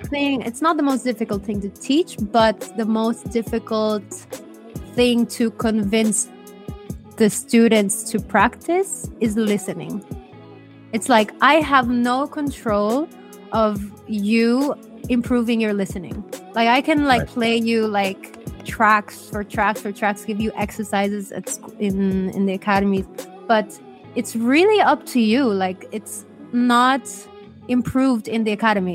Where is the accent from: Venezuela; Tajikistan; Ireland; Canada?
Ireland; now in Spain; I grew up in Ireland